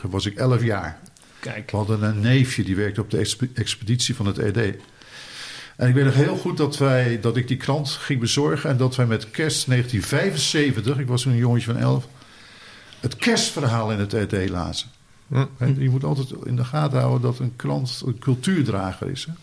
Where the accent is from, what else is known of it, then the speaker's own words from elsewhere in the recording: Boskoop, South Holland, Netherlands; ik ben dus opgegroeid eh, in Boskoop.